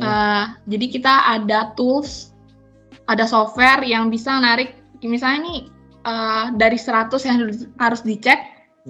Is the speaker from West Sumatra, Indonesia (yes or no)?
yes; Padang, West Sumatra, Indonesia; gue orang Padang.